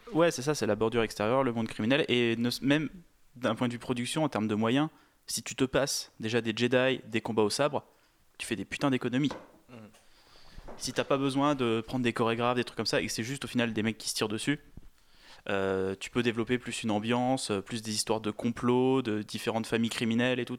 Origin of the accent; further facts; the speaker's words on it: France; chez nous en France